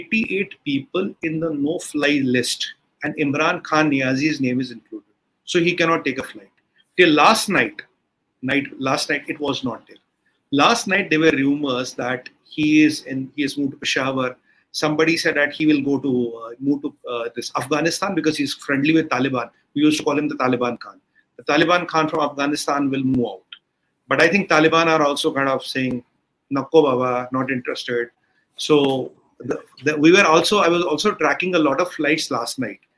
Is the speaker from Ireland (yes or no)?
no; India; as an Indian